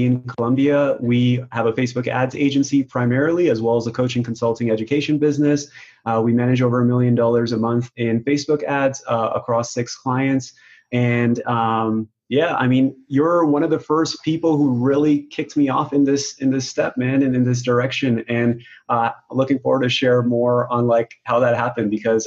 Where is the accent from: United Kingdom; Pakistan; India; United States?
Pakistan; moved away; I was born in Pakistan and that's how we were raised